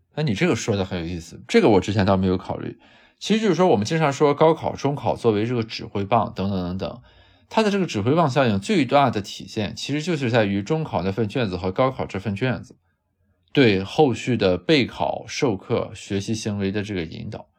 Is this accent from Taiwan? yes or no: no; Qingdao, Shandong, China; 咱们家乡青岛